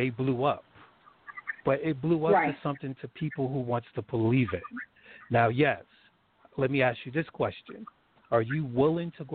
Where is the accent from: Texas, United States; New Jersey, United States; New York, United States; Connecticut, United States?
New Jersey, United States; I was born and raised in New Jersey